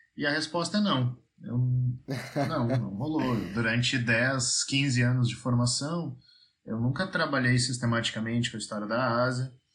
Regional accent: Rio Grande do Sul, Brazil; moved away as an adult; now in Paraíba, Brazil; apesar de estar trabalhando na Paraíba, eu sou gaúcho, né? E tenho a ah, minha formação no Rio Grande do Sul.

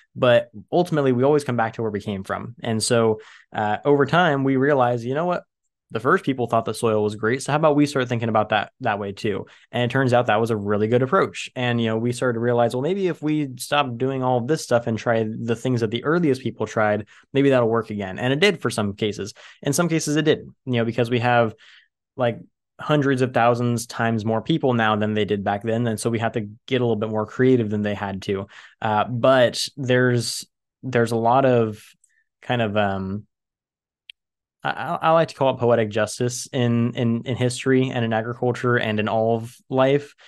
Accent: Central Valley of California, United States; I live in the Central Valley of California. I'm at the bottom of the biggest bowl in California, and my hometown used to be the bottom of a giant lake

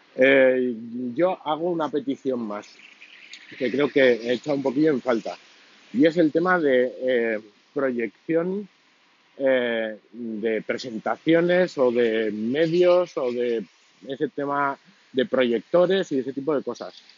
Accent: Navarre, Spain; los Sanfermines en mi tierra

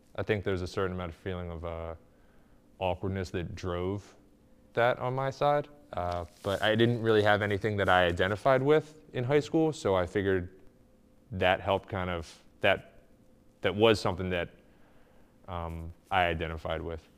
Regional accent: Glenside, Pennsylvania, United States; I grew up in Glenside

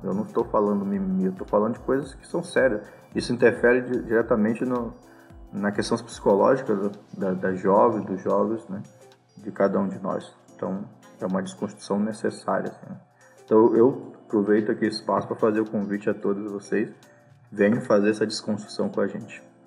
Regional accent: Maranhão, Brazil; eu também sou dessa região, sou maranhense

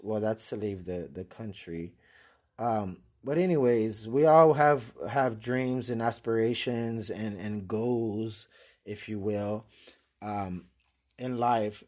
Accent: San Antonio, Texas, United States; born and raised in San Antonio, Texas

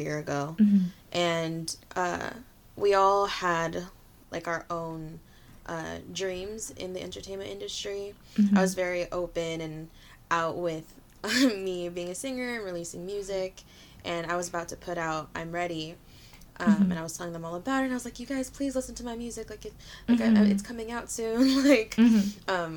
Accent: Bay Area, California, United States; I am a Filipina artist from the Bay Area

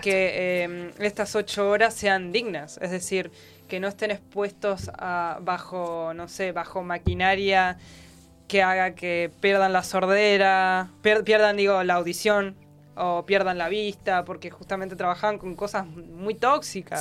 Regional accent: Argentina; nosotras y nosotros como argentinos

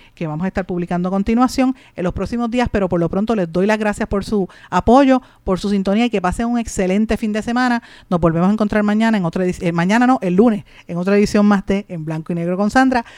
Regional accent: Puerto Rico; nosotros tenemos que entender como puertorriqueños

